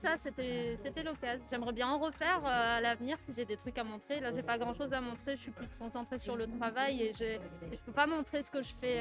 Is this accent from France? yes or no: yes; France; moved away; also born or lived in Akita, Japan; en tant que Français